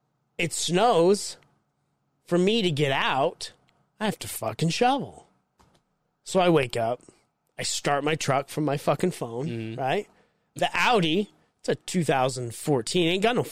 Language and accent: English; Mexico; now in United States; It's because I was raised in Mexico and they didn't have snow.